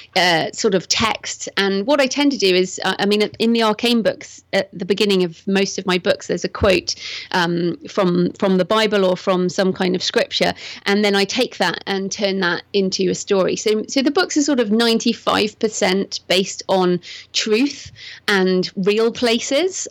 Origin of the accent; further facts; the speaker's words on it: England, United Kingdom; also born or lived in Bath, England; I'm English, as you can probably tell from my accent, and I live in Bath, which is in the southwest of England